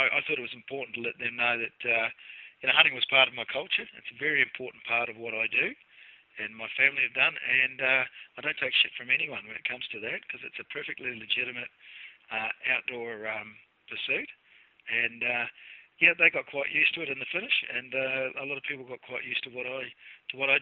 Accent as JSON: {"language": "English", "region": "Southland", "country": "New Zealand", "tie": "born or raised there", "accent": "Kiwi", "moved": "yes", "lives_now": "New South Wales, Australia", "said": "you probably pick up from the accent, I'm a Kiwi. So I grew up in Southland in New Zealand"}